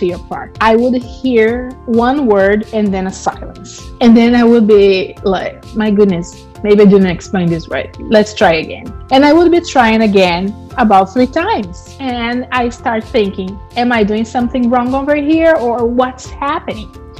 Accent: Brazil; English is a second language; moved away as an adult; now in United States; I'm originally from Brazil. I've been living in the US for about 18 years.

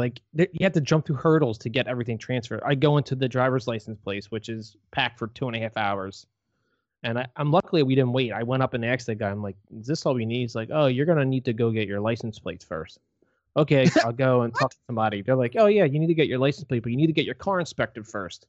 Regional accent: United States; I'm from the USA.

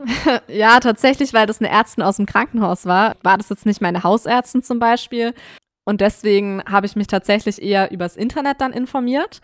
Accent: Swabia, Baden-Württemberg, Germany; moved away; ich komme ursprünglich aus dem Schwabenland

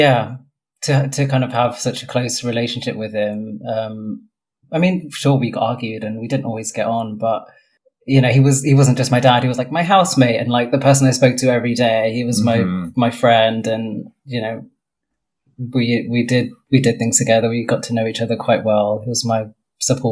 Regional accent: London, United Kingdom; also born or lived in Brighton; I was born in West London. I'm sitting in the house I have lived in all my life.

